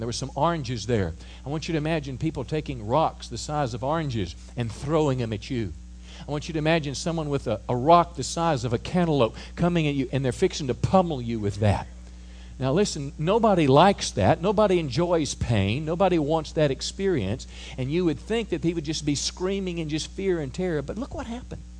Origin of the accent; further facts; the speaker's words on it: United States; as an American